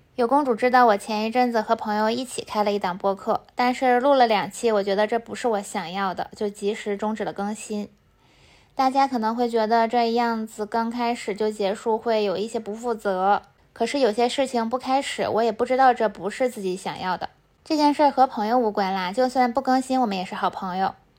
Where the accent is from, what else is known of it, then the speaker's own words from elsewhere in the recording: Heilongjiang, China; now in Beijing, China; 我虽然来自后弦大省黑龙江，但是我的吃咸吃辣能力都有点差